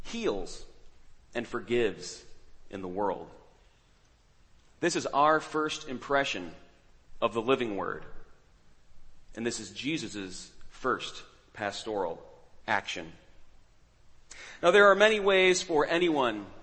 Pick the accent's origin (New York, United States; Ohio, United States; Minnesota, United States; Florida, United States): New York, United States; New York City; I'm from New York City.